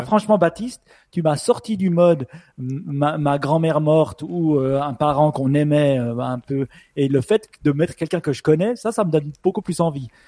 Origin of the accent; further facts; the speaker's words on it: Switzerland; accent: Swiss; mon accent suisse